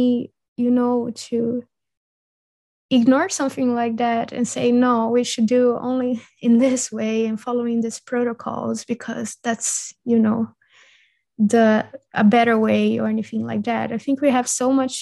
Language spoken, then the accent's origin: English; Brazil; now in Europe; when I grew up in Brazil